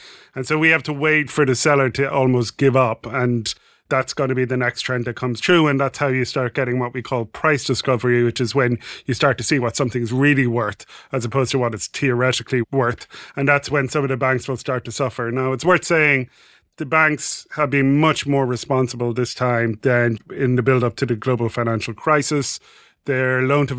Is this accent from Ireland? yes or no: yes; Ireland; I'm Irish